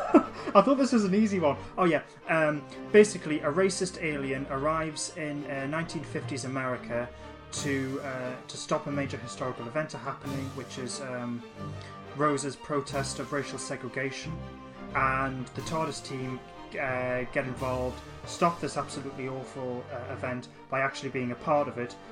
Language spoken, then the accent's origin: English; Newcastle upon Tyne, North East England, United Kingdom; I'm 32 years old, and I'm from Newcastle